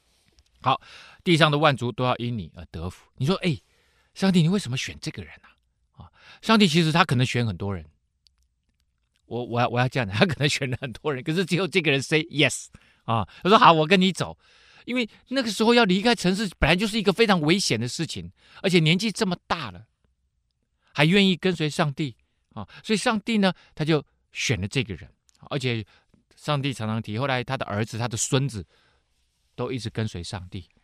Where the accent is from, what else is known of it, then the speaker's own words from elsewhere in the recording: Taiwan; 跟我们台湾人命名一样嘛